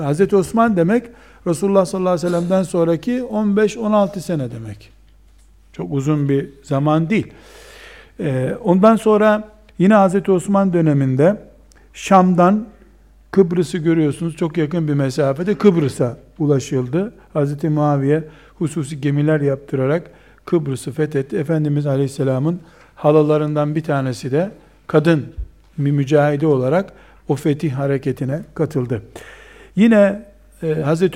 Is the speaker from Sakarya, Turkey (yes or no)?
no; Trabzon, Turkey